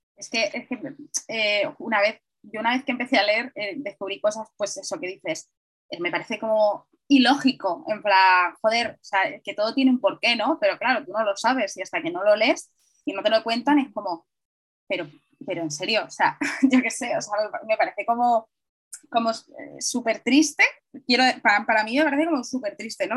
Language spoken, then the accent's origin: Spanish; Madrid, Community of Madrid, Spain; yo soy una madrileña muy madrileña